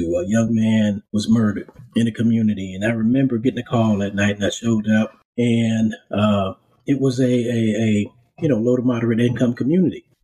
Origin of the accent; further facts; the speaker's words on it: Charleston, South Carolina, United States; I'm originally from Charleston. Um, I grew up there